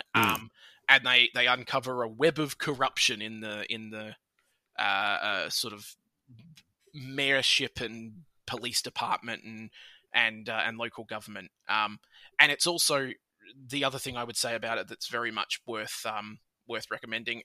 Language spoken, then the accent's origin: English; Australia; I'm Australian.